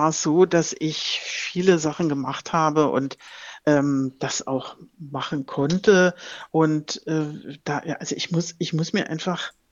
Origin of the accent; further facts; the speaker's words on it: Berlin, Germany; accent: Berlin dialect; ich spreche nur privat Berliner Dialekt.